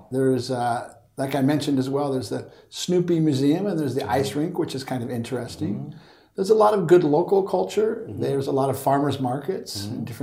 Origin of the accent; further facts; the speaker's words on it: Santa Rosa, California, United States; So I grew up in Santa Rosa, California